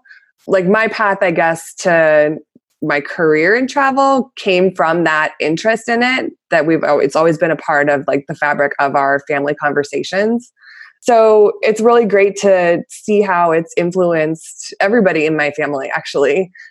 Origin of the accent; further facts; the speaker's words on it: Canada; born there; I was born in Canada, so I traveled back and forth a lot between Canada and the U.S.